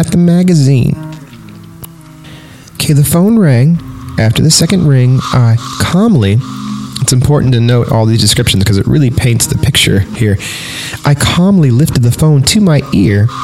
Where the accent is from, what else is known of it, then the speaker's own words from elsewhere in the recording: Fresno, California, United States; I went to Bullard High School in Fresno, California